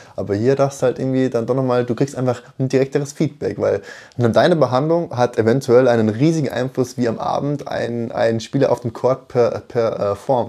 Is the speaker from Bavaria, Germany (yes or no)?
yes; Munich, Bavaria, Germany; gebürtig aus München